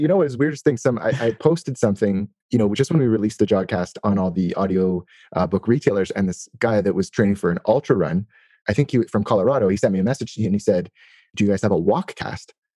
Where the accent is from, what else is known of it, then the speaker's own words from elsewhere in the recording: Toronto, Ontario, Canada; I'm from Toronto.